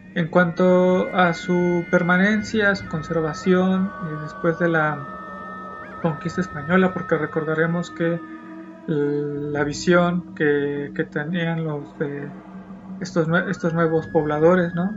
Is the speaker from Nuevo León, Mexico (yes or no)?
no; San Andrés Mixquic, Mexico City, Mexico; soy del pueblo de San Andrés Misqui